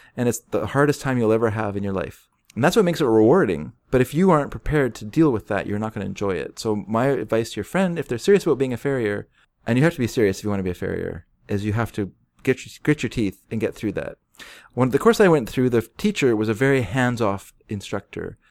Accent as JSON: {"language": "English", "country": "United States", "said": "I'm an American."}